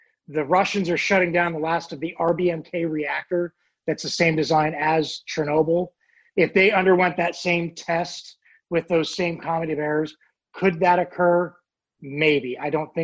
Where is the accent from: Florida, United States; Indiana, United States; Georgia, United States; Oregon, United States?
Oregon, United States; now in Virginia, United States; I live in Virginia, but I grew up in Oregon